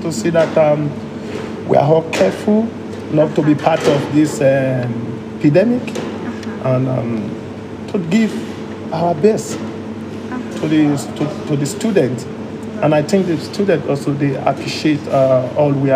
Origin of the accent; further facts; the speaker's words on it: Togo; also born or lived in Liberia; I was born in Liberia, and I was taken to by my parents. I was taken to Togo, where we have where we were living before he passed away